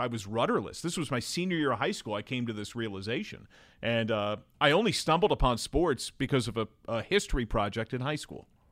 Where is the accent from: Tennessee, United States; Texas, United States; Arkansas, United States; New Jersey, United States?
New Jersey, United States; Brick; moved away as an adult; also born or lived in Manhattan, New York / Edgewater, New Jersey / Delaware; now in Cincinnati, United States; I grew up in New Jersey, and I've lived in Delaware for the last fifteen years before moving to Cincinnati